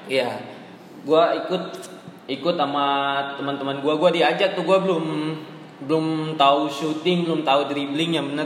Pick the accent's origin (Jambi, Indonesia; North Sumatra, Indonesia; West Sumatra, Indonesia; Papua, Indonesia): Papua, Indonesia; Jayapura; Gua kan dari Papua dari tepatnya di Jayapura.